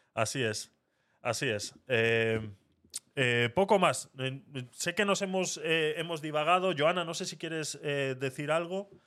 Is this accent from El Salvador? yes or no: no; Basque Country, Spain; cuando yo estudiaba euskera en, la escuela